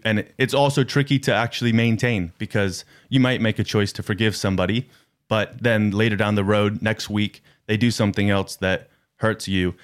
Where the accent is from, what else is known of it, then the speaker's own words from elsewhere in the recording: United States; moved away; I'm from America. I, uh, do not, uh, live in America